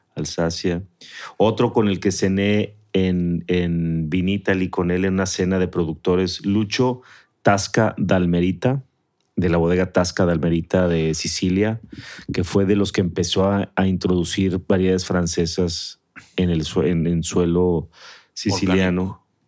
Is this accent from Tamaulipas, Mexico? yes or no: no; Mexico City, Mexico; now in San Pedro Garza García, Mexico; Yo era acueducto de Guadalupe en mi infancia, en la Ciudad de México.